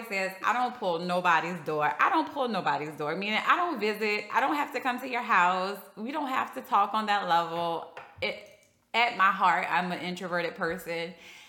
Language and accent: English; LaPlace, Louisiana, United States; now in Houston, United States; I am a native New Orleanian. I won't say New Orleans. I'm from like the suburb of New Orleans. I'm really from La Place